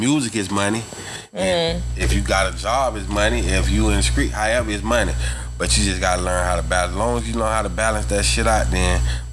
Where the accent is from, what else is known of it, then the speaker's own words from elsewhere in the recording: Orlando, Florida, United States; I'm from Orlando.